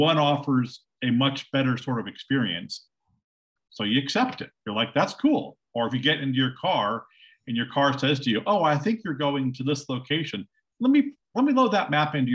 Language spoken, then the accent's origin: English; Silicon Valley, California, United States; I'm calling you from Silicon Valley. It's where I live. It's where I grew up